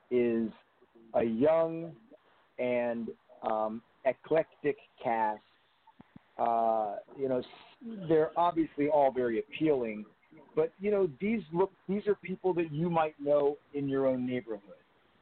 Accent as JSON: {"language": "English", "region": "New Jersey", "country": "United States", "tie": "born or raised there", "also_born_or_lived": "New York", "said": "because I grew up in New Jersey, and I lived in New York for 16 years"}